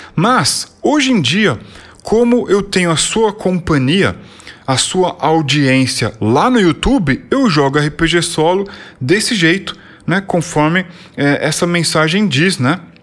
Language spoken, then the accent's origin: Portuguese; São Paulo, Brazil; born or raised there